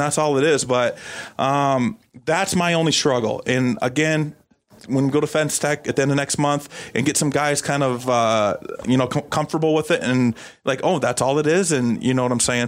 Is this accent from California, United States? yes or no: no; Iowa, United States; I'm from Iowa, so that part of the country.